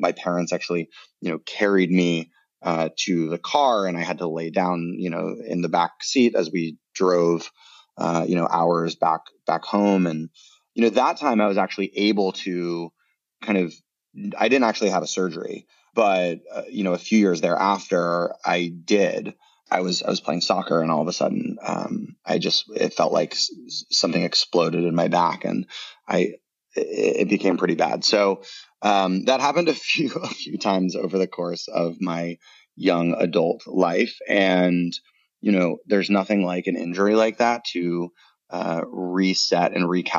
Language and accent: English; Boulder, Colorado, United States; growing up in Boulder, I had really great access to the mountains